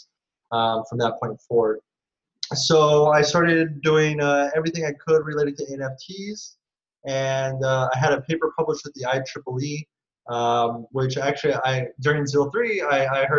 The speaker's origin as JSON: {"language": "English", "region": "California", "country": "United States", "moved": "as an adult", "lives_now": "Singapore", "said": "I moved to Asia because I'm from California"}